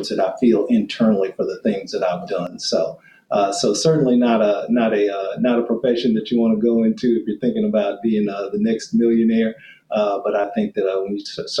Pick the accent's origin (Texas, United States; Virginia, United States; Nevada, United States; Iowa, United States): Texas, United States; Fort Worth; moved away; I grew up in a small Black community there on the west side of Fort Worth, Texas